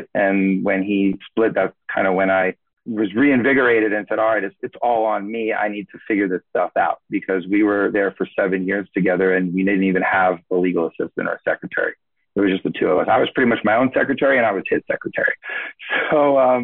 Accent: South Florida, United States; I'm born and raised in South Florida, So I've been here pretty much all my life

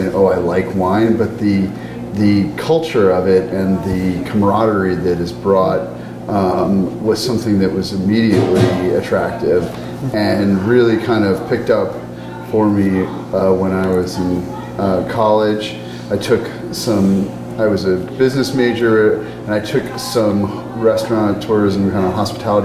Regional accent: St. Louis, Missouri, United States; now in Portland, United States; I grew up in the Midwest in St. Louis

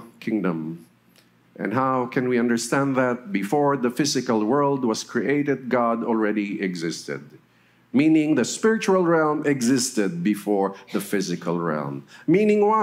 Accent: Metro Manila, Philippines; also born or lived in Naga City, Camarines Sur / Los Baños, Laguna; I had my elementary in Metro Manila and my high school before going to Los Baños for my college.

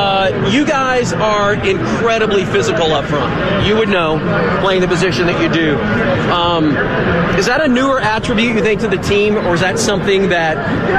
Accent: Dallas, Texas, United States; I'm from Dallas.

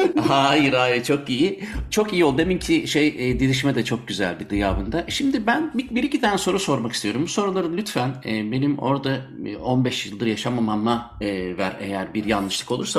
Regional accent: Munich, Bavaria, Germany; now in Belgium; ben e, Münih'te doğdum, şimdi Belçika'da yaşıyorum.

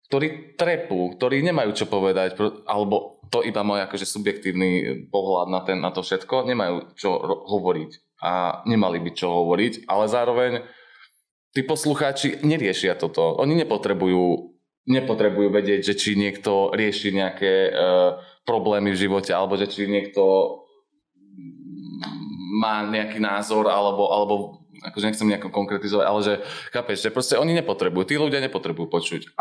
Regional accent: United States; Slovak is a second language; A to by sme na začiatok mohli takto teraz strich a na začiatok, že ja som z Ameriky a ma-

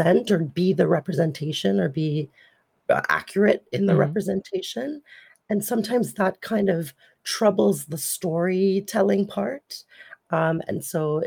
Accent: Trinidad & Tobago; now in Ontario, Canada; I was born in Trinidad and Tobago in the late 80s and moved to Canada in the 90s. And I've been here for 25 years

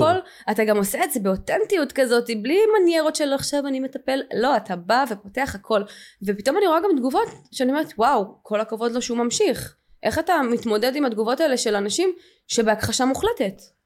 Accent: Ramat Gan, Tel Aviv District, Israel; וגדלתי אה, וגד, בשכונה כאילו טובה ברמת גן

